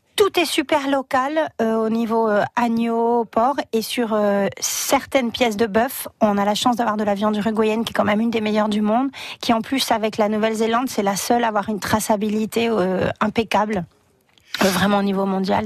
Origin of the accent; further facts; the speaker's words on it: Réunion; also born or lived in Buenos Aires, Argentina; now in Perpignan, France; Moi, je suis réunionnaise